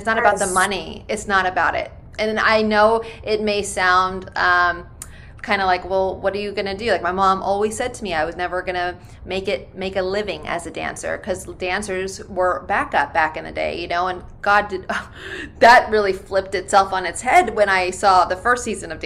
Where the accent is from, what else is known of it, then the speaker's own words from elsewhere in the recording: Bay Area, California, United States; I'm from the Bay Area